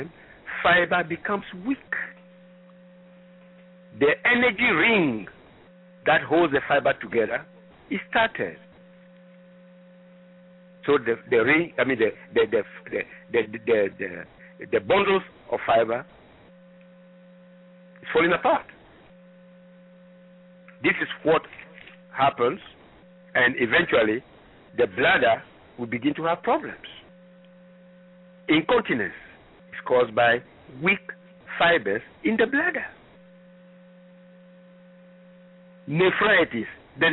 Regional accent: Ghana; moved away; I am originally from Ghana

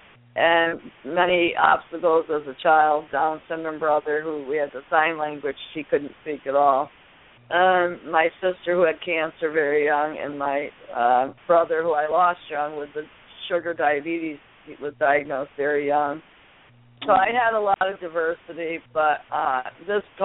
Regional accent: Connecticut, United States; moved away; I actually come to Connecticut, born and raised, but I've lived up here for quite some time

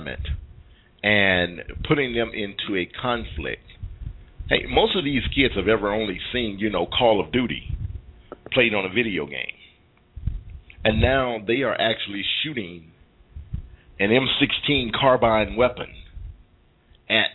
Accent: United States; we as American citizens

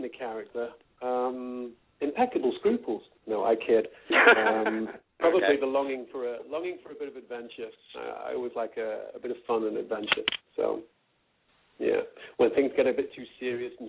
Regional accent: Northern England, United Kingdom; I used to perform when I was a kid in my hometown in Northern England

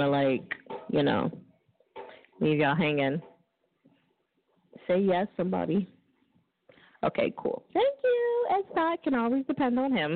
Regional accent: New Jersey, United States; That's where I'm from

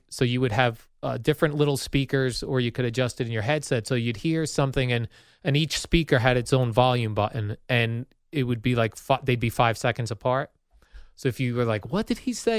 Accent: New Jersey, United States; moved away as an adult; also born or lived in Indiana / Tampa, Florida; I grew up in Jersey.

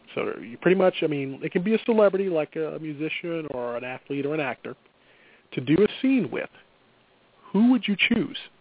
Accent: Midwest, United States; accent: Midwestern; my Midwestern accent's gonna come through

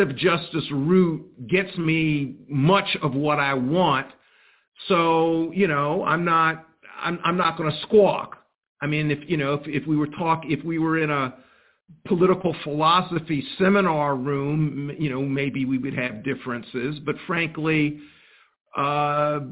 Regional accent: Columbia, South Carolina, United States; I was born in 1954 in Columbia, South Carolina

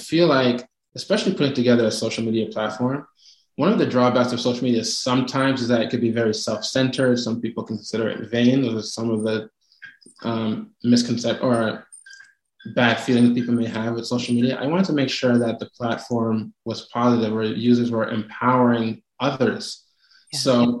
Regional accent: Canada; also born or lived in Toronto; I'm in Toronto, so I'm the Canadian in the bunch.

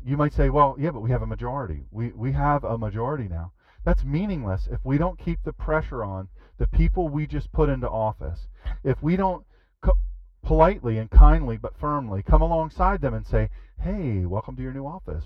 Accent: Rehoboth Beach, Delaware, United States; I am from Rehoboth

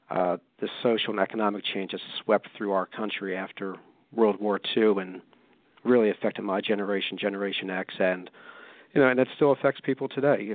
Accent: Pennsylvania, United States; I'm, I'm from Pennsylvania, and, and anybody from Pennsylvania

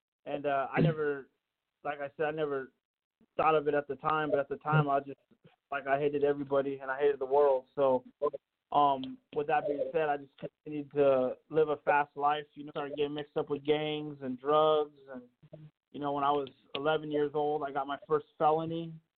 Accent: Yuma, Arizona, United States; also born or lived in Southern California; I grew up a little all over the place. We traveled a lot, but I'd say mainly I grew up in Yuma, Arizona. That's where I lived a lot of my life, in Southern California, both places.

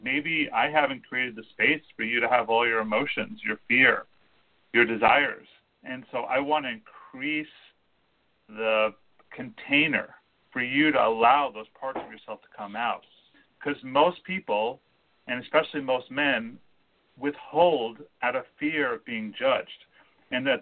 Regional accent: California, United States; We're all from California, which is its own little microcosm.

